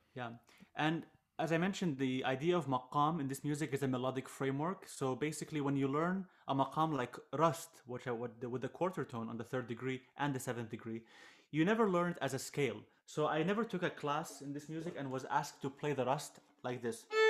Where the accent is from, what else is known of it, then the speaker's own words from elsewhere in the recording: Jordan; I am a Jordanian violinist, throw the Iraqi roots, so I grew up in Jordan most of my, most of my life